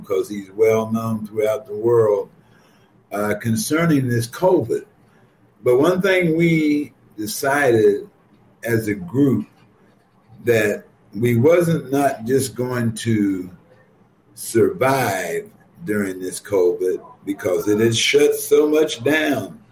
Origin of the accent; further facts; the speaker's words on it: Ohio, United States; now in Chicago, United States; I grew up in Ohio.